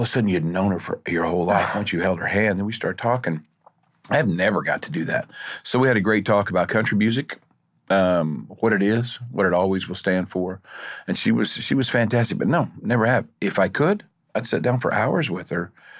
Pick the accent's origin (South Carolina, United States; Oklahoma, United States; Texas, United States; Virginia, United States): Oklahoma, United States; I'm from Oklahoma